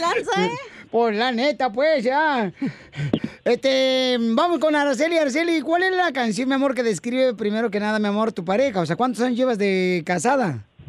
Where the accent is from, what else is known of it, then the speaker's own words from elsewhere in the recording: Ocotlán, Jalisco, Mexico; nací, carnalito, ahí en Ocotlán, Jalisco